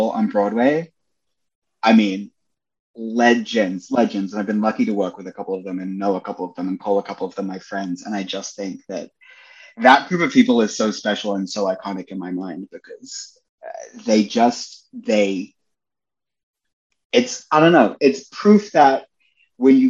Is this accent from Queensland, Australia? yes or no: no; Melbourne, Victoria, Australia; moved away; I grew up in Melbourne, I grew up in Australia, and I'm mixed race